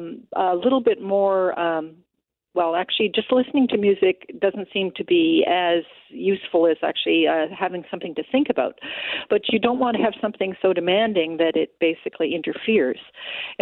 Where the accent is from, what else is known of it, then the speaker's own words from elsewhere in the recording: Alberta, Canada; moved away; I'm from Alberta originally